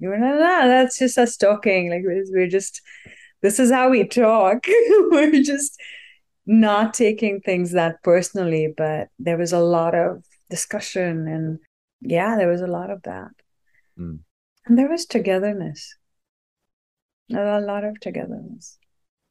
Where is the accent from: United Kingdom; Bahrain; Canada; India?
India; also born or lived in Delhi, India / Boston, United States; now in United States; I grew up in the mountains in India, and then we lived in Delhi for a while